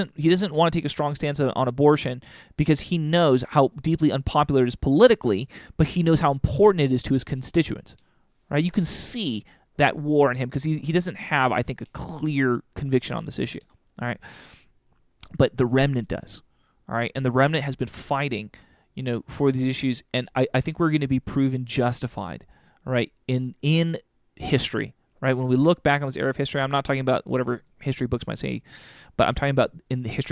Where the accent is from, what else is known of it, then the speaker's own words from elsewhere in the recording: United States; I am fighting for America because it's my nation